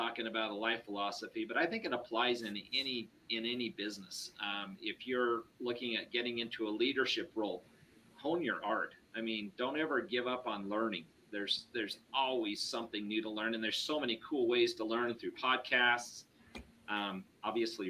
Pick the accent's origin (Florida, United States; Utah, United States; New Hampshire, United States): Utah, United States; Ogden; I was from Ogden